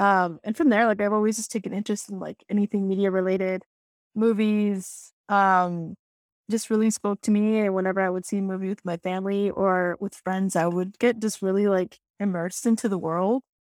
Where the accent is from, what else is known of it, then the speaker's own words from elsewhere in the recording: Tucson, Arizona, United States; now in DMV area, United States; I am from Tucson. That is the homeland